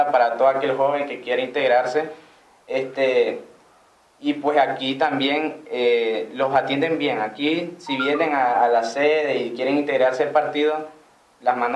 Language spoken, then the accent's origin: Spanish; Nicaragua; como nicaragüenses